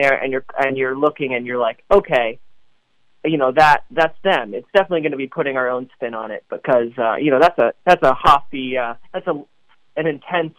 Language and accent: English; New York City, New York, United States; I was born and raised in Brooklyn